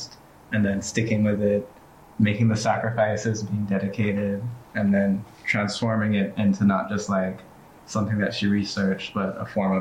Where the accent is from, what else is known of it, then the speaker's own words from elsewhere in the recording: Antigua & Barbuda; moved away; also born or lived in Chicago; I'm originally from Antigua.